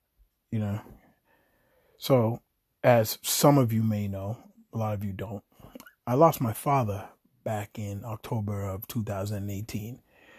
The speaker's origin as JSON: {"language": "English", "town": "Chelsea", "region": "Massachusetts", "country": "United States", "tie": "born or raised there", "said": "it was me and like the people I grew up with in Chelsea, Massachusetts."}